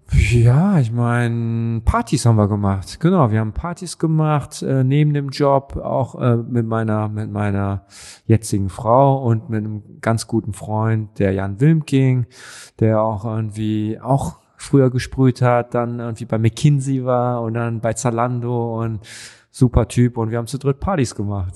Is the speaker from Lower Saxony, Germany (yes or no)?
no; Düsseldorf, North Rhine-Westphalia, Germany; also born or lived in Cologne; now in Berlin, Germany; wir in Düsseldorf